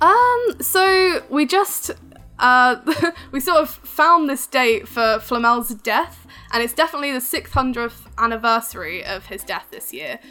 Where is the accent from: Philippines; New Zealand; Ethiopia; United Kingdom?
United Kingdom; accent: English; I'm from the UK